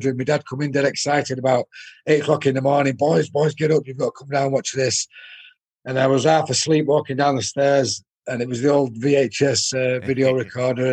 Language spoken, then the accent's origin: English; Salford, North West England, United Kingdom; I was born in Salford and Salford was my club team